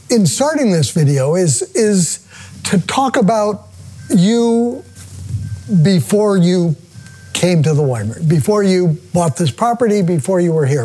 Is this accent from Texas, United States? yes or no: no; Hood River, Oregon, United States; Right in Hood River. In the town. My yeah. parents owned a small motel.